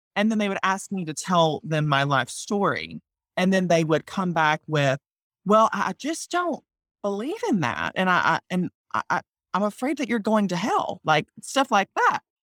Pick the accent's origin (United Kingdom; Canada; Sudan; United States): United States; Mississippi; I'm from Mississippi